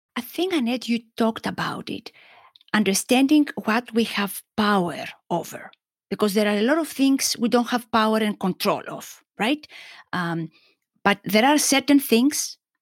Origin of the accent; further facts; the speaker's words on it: Greece; moved away; growing up in Greek culture